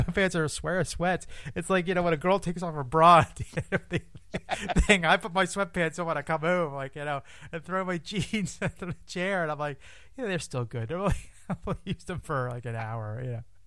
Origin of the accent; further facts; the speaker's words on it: Philadelphia, Pennsylvania, United States; I'm from Philadelphia, Pennsylvania